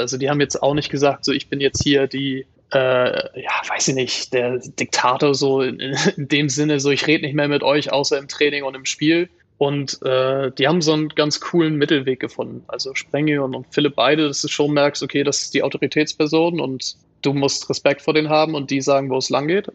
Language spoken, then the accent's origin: German; Kiel, Schleswig-Holstein, Germany; als Kieler